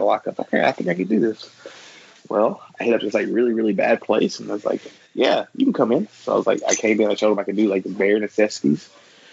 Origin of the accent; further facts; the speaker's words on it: Tennessee, United States; Tennessee. I'm not from Kentucky